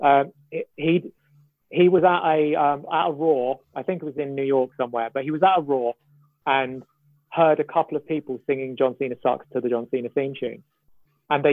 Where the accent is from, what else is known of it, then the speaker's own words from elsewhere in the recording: London, United Kingdom; I'm from East London. So that's my local, basically.